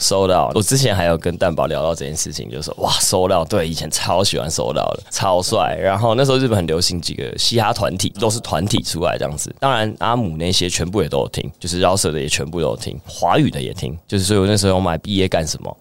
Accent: Chiayi, Taiwan; also born or lived in Taipei; 最小的时候在嘉义，然后国小上来台北，然后又回去嘉义读国中

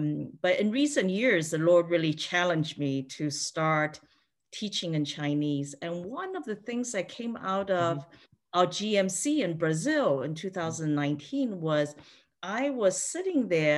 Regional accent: Eswatini; I missed out on all that because I grew up in Swaziland where they had no TV

